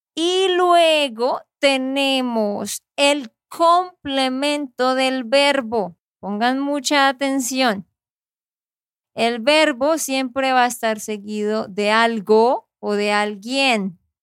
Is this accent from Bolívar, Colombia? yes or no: no; Santander, Colombia; de Santander, Colombia